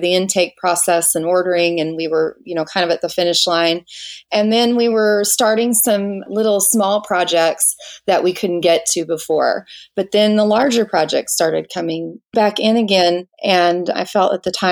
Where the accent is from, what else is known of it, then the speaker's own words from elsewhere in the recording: Washington, United States; moved away as an adult; now in Little Rock, United States; I'm from Little Rock, Arkansas, but originally from Washington State. I moved here over 20 years ago